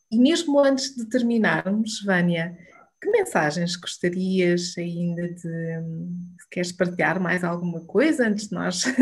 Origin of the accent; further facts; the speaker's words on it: Alcobaça, Leiria District, Portugal; Sou de Alcobaça, estudei licenciatura em serviço social